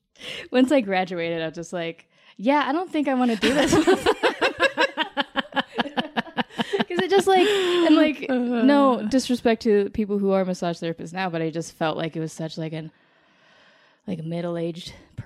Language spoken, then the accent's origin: English; Colorado Springs, Colorado, United States; Colorado Springs, Colorado.